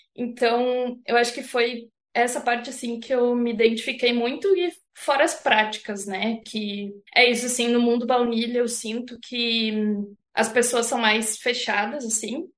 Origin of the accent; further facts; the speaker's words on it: Santa Catarina, Brazil; na verdade eu sou natural de Santa Catarina, mas eu sou uhum. do meio oeste assim, então é mais para dentro do estado